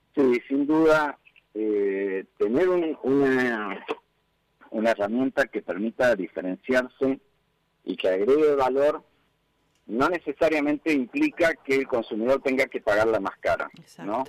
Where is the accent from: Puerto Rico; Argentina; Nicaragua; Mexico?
Argentina; como argentino